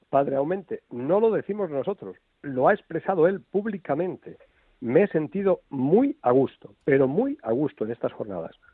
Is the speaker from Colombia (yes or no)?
no; Castile, Spain; Dicho esto, porque tú y yo somos castellanos, Fernando es gallego, pero tú y yo que somos castellanos